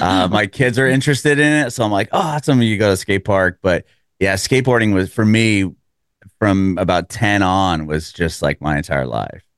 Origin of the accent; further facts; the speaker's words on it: San Diego, California, United States; moved away as an adult; now in Nashville, United States; I'm originally from San Diego, and, uh, my family and I moved here a little over three years ago